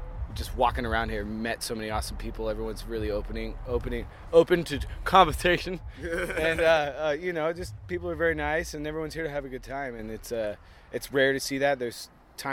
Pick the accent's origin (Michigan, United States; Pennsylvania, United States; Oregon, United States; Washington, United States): Oregon, United States; Portland; we're from Portland, Oregon